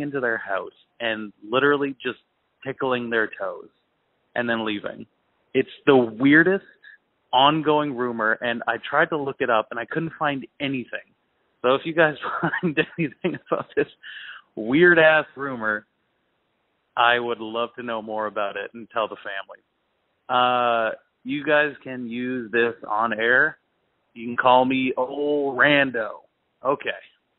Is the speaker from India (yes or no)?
no; Toronto, Ontario, Canada; There's this old rumor in Nova Scotia. I'm from Toronto. My now wife, her whole family's from Nova Scotia.